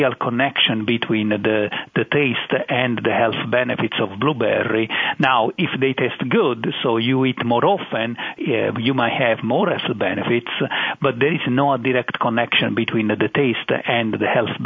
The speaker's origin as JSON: {"language": "English", "area": "Naples area", "region": "Campania", "country": "Italy", "tie": "born or raised there", "also_born_or_lived": "Madison, Wisconsin", "moved": "as an adult", "lives_now": "North Carolina, United States", "said": "I'm born and raised in Italy"}